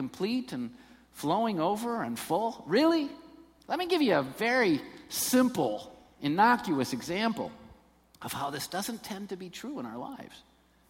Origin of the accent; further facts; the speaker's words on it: Taylor, Michigan, United States; I was born in Taylor. I'm from down there